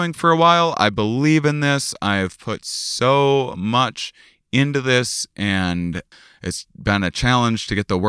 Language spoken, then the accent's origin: English; La Crosse, Wisconsin, United States; moved away; I'm in my hometown. I'm at the University of Wisconsin, La Crosse